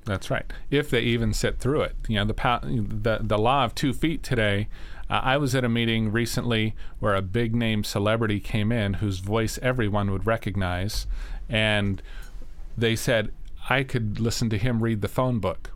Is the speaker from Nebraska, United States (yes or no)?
yes; Sandhills of Nebraska, United States; I grew up in Nebraska. Um, in in the sandhills of Nebraska